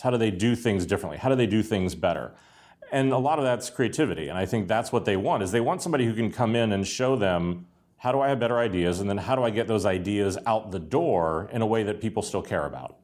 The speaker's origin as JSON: {"language": "English", "town": "Pittsburgh", "region": "Pennsylvania", "country": "United States", "tie": "born or raised there"}